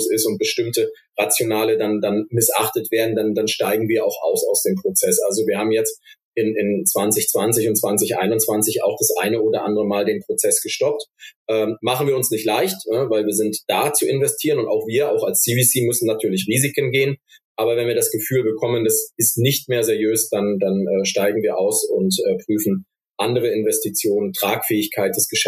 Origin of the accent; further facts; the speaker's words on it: Stuttgart, Baden-Württemberg, Germany; weil hier gerade als Stuttgarter kann ich das sagen.